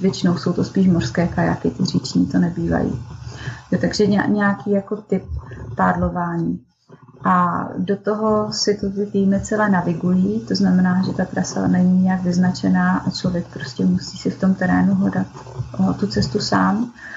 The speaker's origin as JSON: {"language": "Czech", "town": "Šumperk", "region": "Olomouc Region", "country": "Czechia", "said": "jsem ze Šumperka"}